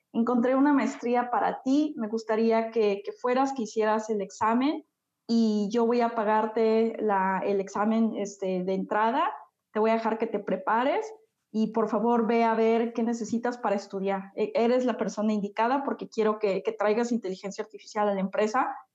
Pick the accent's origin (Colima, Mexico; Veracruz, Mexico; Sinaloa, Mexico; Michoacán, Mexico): Veracruz, Mexico; Xalapa; yo soy de México, soy de un lugar que se llama Jalapa, es la capital de Veracruz. Es un lugar pequeñito, pero la verdad disfruto mucho estar aquí